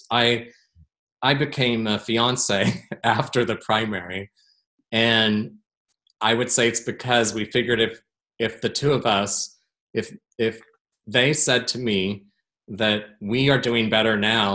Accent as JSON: {"language": "English", "town": "Portland", "region": "Oregon", "country": "United States", "tie": "born or raised there", "said": "my hometown"}